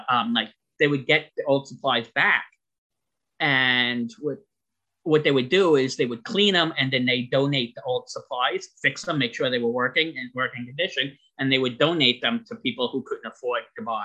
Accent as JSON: {"language": "English", "area": "Long Island", "region": "New York", "country": "United States", "tie": "born or raised there", "said": "I was born and raised on Long Island, New York"}